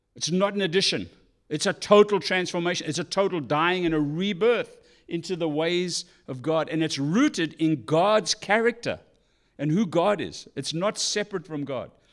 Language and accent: English; South Africa; moved away; I'm South African